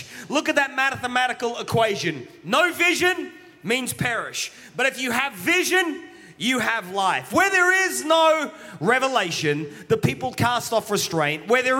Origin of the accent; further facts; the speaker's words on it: England, United Kingdom; now in Australia; Okay, I'm an Englishman, but I'm an Australian. My parents are Welsh.